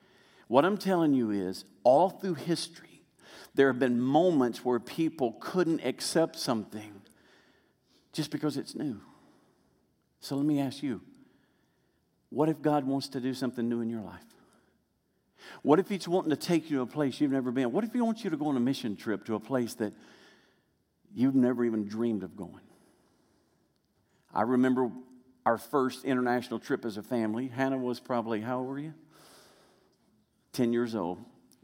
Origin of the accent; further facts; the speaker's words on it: Arkansas, United States; also born or lived in Memphis, Tennessee; I was born in Arkansas. Actually in Memphis, Tennessee, but then we moved to Arkansas right away.